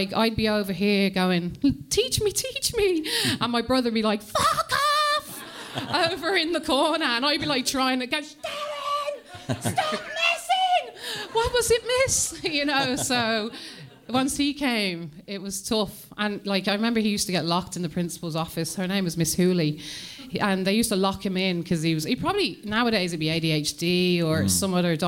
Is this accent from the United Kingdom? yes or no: yes; Coventry, West Midlands, United Kingdom; also born or lived in Birmingham; I was born in England, in the Midlands, Coventry